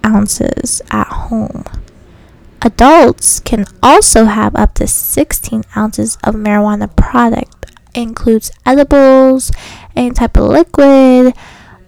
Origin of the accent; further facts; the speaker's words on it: Virginia, United States; moved away; I'm originally from Virginia